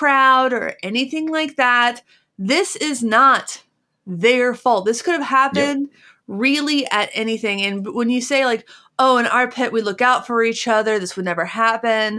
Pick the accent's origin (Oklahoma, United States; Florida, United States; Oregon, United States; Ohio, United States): Ohio, United States; Cincinnati; I'm from Cincinnati